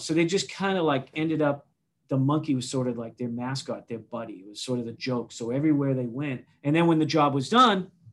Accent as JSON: {"language": "English", "town": "Weymouth", "region": "Massachusetts", "country": "United States", "tie": "born or raised there", "said": "I was born in South Weymouth, down there by the Cape"}